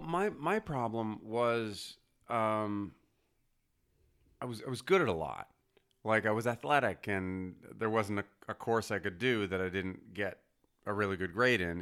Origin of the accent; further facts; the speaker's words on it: Montreal, Quebec, Canada; moved away as an adult; now in Los Angeles, United States; I'm from Montreal